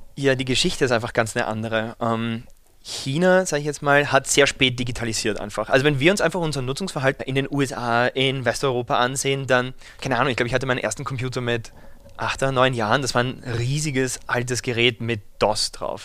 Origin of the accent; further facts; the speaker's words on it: Vienna, Austria; Ich Komme ursprünglich aus Wien